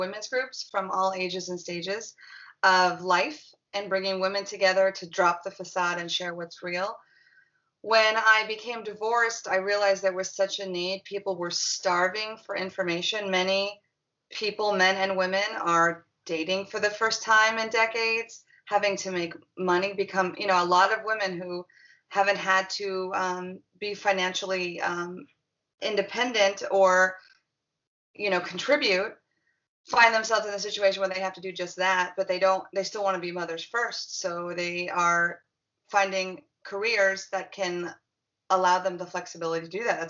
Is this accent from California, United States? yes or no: yes; Los Angeles, California, United States; I grew up in Los Angeles in La La Land